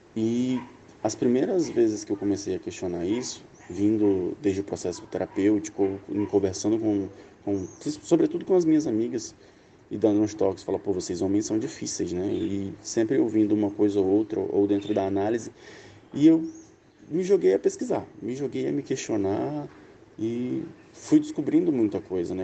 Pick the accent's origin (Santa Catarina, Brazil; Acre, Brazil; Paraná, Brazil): Acre, Brazil; tenho 30 anos, sou acriano